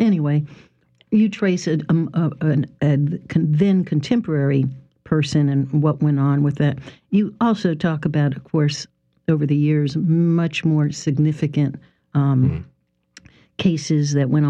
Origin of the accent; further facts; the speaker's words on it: Miami, Florida, United States; the Miami Herald, my hometown